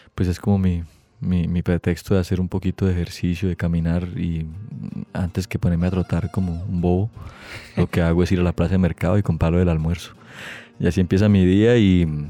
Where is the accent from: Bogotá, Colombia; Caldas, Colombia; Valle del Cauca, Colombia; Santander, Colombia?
Santander, Colombia; Bucaramanga; also born or lived in Piedecuesta; Yo nací en Bucaramanga el 19 de noviembre del 75